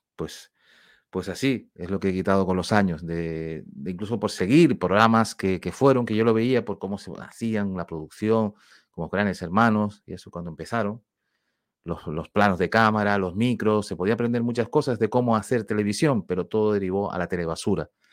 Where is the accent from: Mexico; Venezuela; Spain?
Spain; now in Canary Islands, Spain; Somos de España, somos de Europa